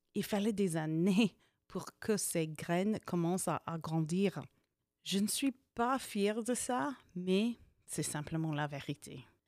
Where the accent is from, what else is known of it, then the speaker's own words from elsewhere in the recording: Hastings, Nebraska, United States; French is a second language; also born or lived in California / Vierzon, France; J'ai agrandi dans une ville qui s'appelle Hastings, ou bien Hastings